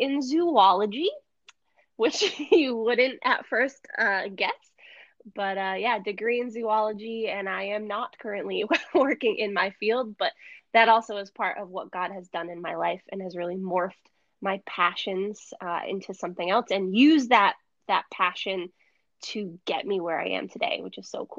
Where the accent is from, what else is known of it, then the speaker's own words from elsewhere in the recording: New Hampshire, United States; moved away as an adult; now in South Florida, United States; I was born and raised in New Hampshire